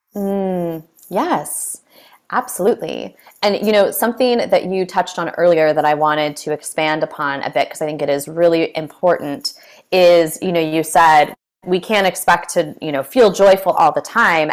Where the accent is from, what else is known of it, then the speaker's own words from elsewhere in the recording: California, United States; I'm from California